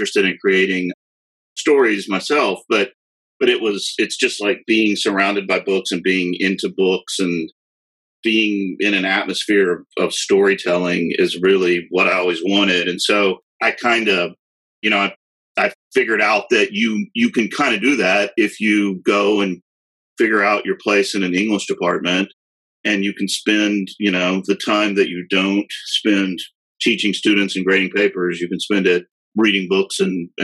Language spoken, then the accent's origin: English; Austin, Texas, United States; also born or lived in San Marcos, Texas; I'm from Austin, and I've lived in San Marcos